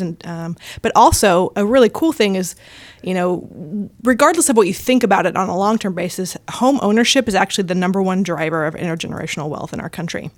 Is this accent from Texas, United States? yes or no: yes; Houston, Texas, United States; now in Austin, United States; I'm from Houston, um, but have lived the last doing quick math in my head. Eight, eight years, eight years here in Austin.